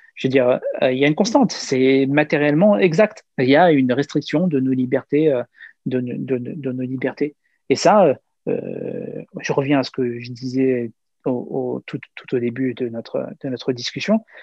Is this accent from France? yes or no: yes; France; en France, on a euh, pleinement notre, notre place, euh, euh, puisqu'on est français